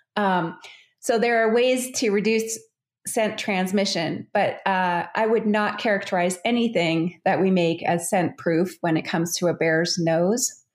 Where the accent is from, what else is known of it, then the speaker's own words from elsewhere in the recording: Calgary, Alberta, Canada; I grew up in Calgary, which is just uh, at the base of the Rocky Mountains in Canada.